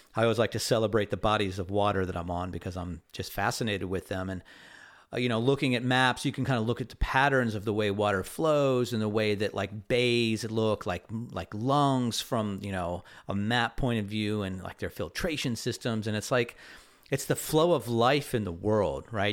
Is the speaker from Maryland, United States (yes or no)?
yes; Crofton, Maryland, United States; moved away; I grew up in the headwaters of the South River, um, or at least, you know, the kind of the sort of the headwaters. I'm sure they're up a little bit further than we were in Crofton